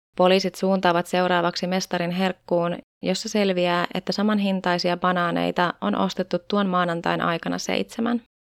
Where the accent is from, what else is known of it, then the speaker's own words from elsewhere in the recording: Tampere, Pirkanmaa, Finland; täällä meikäläisen kotikonnuilla Tampereella